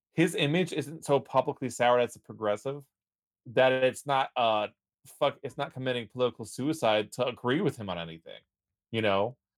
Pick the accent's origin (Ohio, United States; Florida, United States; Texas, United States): Texas, United States; I was born in Texas, but my, my ancestry comes back from Scotland